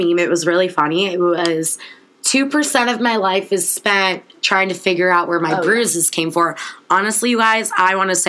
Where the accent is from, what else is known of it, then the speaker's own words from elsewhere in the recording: Chicago, Illinois, United States; moved away as an adult; now in Oxford, United States; So I'm from Chicago